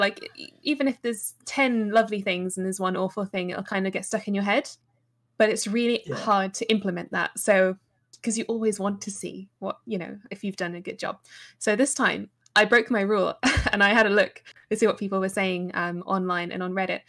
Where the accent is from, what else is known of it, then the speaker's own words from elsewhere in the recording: England, United Kingdom; I'm English